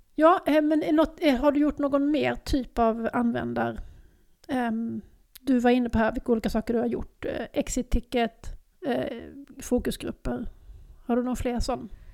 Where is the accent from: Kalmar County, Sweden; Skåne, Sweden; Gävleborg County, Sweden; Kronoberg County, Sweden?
Skåne, Sweden; Lund; moved away as an adult; also born or lived in Stockholm; jag har flyttat hem igen. Jag har flyttat, flyttat från Stockholm tillbaks till Lund